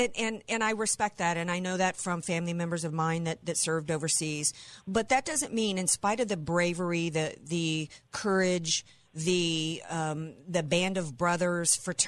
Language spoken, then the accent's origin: English; New Orleans, Louisiana, United States; I'm from New Orleans